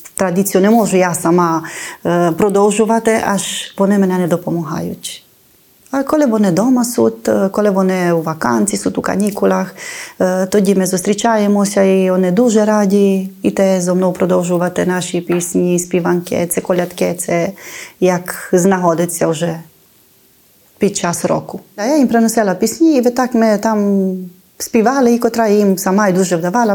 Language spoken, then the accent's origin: Ukrainian; Ruscova, Maramureș County, Romania; Це моє рідне село